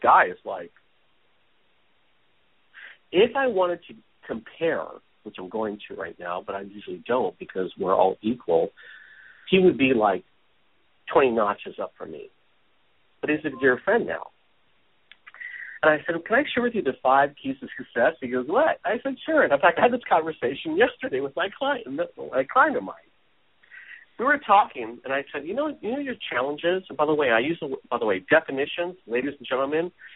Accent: Hawaii, United States; moved away; also born or lived in San Francisco, California; I was born in San Francisco. I grew up in Hawaii since I was five.

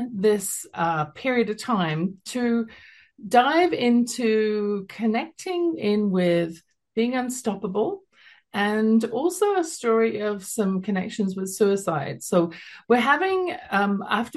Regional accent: London, United Kingdom; now in Calgary, Canada; you can tell from my accent, originally from London, England

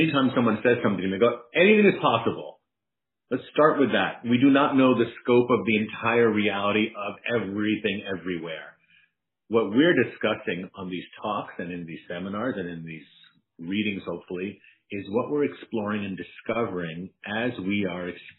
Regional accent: New York City, New York, United States; From the long way from the Bronx

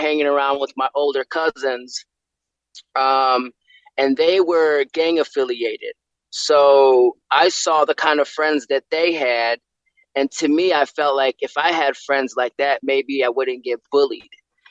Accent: Milwaukee, Wisconsin, United States; Born and raised in Milwaukee, Wisconsin, inner city, South Side.

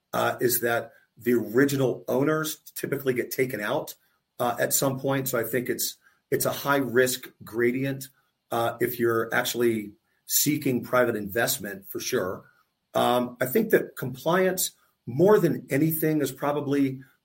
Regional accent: Tampa, Florida, United States; I grew up in Tampa, I went to college in Tampa

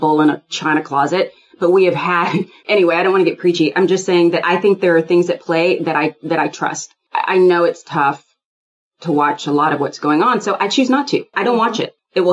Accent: Houston, Texas, United States; I'm from Houston, Texas. I grew up with guns all in the house

